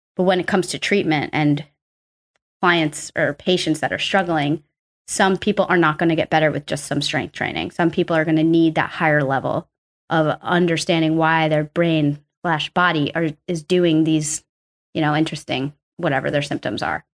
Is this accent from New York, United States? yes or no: yes; New York City, New York, United States; also born or lived in Arkansas; I'm from New York, pretty much born and raised here